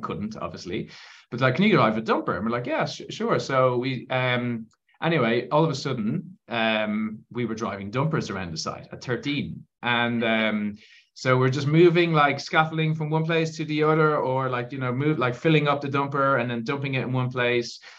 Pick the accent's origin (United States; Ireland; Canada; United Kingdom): Ireland; you can probably tell from my accent that um, I am I'm from Ireland